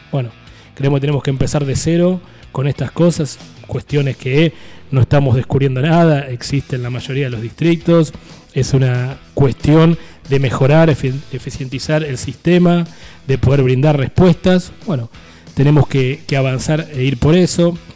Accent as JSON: {"language": "Spanish", "town": "Nueve de Julio", "region": "Buenos Aires Province", "country": "Argentina", "tie": "born there", "said": "Yo nací en el Sanatorio 9 de julio, estaba la Clínica Independencia, Clínica Oeste, el hospital."}